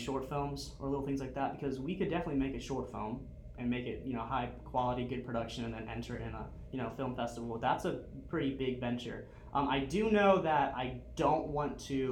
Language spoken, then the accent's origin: English; Miami, Florida, United States; moved away as an adult; also born or lived in Dallas; now in Southwest Florida, United States; So I lived in Miami, I grew up in Miami.